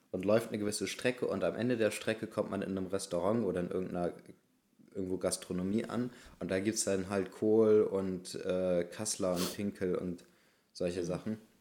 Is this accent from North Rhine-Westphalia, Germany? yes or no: no; Bremen, Germany; bei uns in Bremen